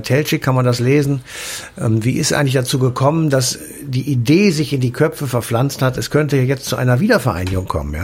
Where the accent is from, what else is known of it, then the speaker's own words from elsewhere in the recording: West Germany, Germany; als Wessi und überzeugter Wessi